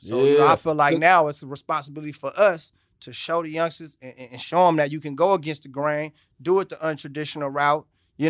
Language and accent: English; Oakland, California, United States; Man, listen, man, I'm from Oakland, man. So, you know, we come from humble begins.